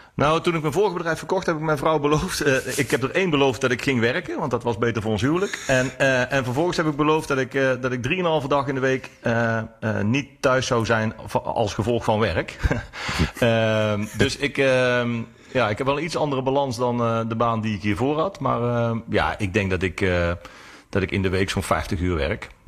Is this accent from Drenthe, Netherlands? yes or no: no; North Brabant, Netherlands; ik kom dan uit Brabant